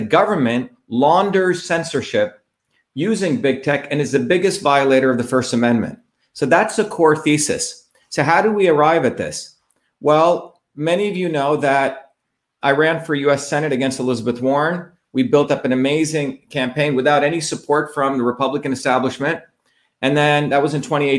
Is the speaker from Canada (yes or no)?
no; India; now in United States; when I grew up in India